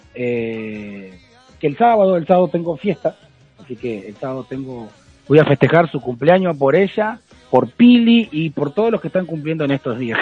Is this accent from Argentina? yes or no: yes; Argentina; soy argentino